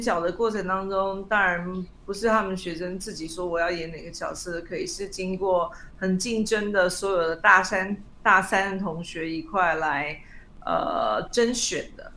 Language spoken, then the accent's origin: Chinese; Taiwan; also born or lived in United States; 我们台湾人